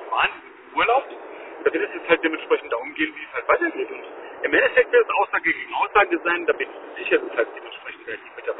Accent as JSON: {"language": "German", "country": "Germany", "said": "wir als Deutsche müssen halt bald offen sein"}